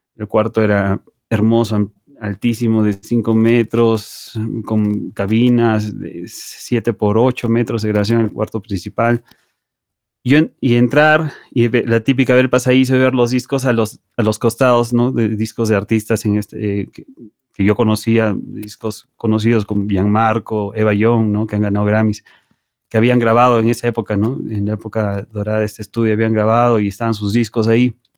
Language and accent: Spanish; Peru; en mi país no existía esa carrera en la universidad